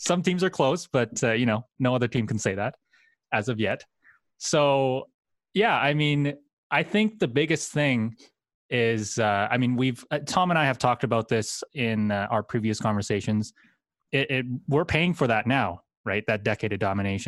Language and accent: English; Calgary, Alberta, Canada; now in Edmonton, Canada; I'm originally from Calgary, Alberta, Canada. And, so right now I live in Edmonton